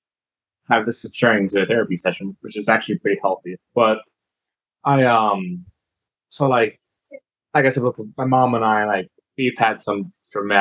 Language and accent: English; Buffalo, New York, United States; now in Ohio, United States; I am from Buffalo, but I lived like an hour away from Buffalo